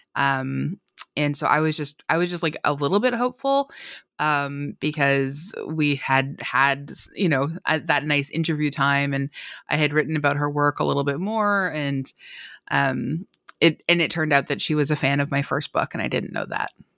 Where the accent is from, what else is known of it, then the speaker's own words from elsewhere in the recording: Canada; I'm Canadian